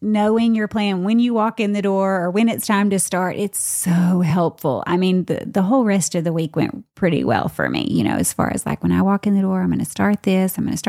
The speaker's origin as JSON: {"language": "English", "region": "the South", "country": "United States", "said": "I'm from the South too."}